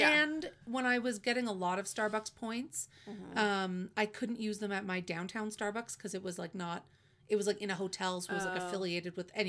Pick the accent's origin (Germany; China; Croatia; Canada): Canada; because we're Canadian